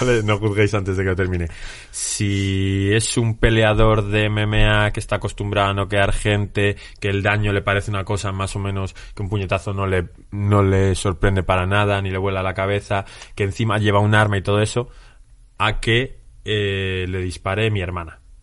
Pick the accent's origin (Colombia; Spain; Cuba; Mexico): Spain; nosotros como españoles